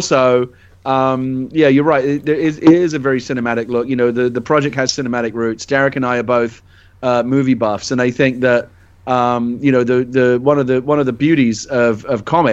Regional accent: London, United Kingdom; moved away; I'm originally from London

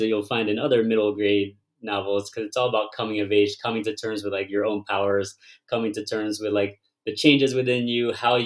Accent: United States; I'm Vietnamese American, and I was born here

